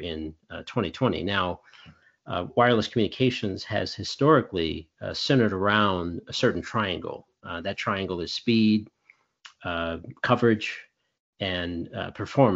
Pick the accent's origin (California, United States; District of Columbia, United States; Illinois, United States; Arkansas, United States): Illinois, United States; Chicago; we're from Chicago